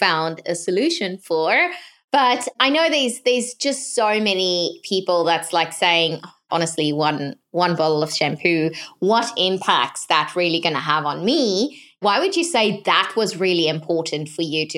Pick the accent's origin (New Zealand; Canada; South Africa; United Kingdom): South Africa; growing up in South Africa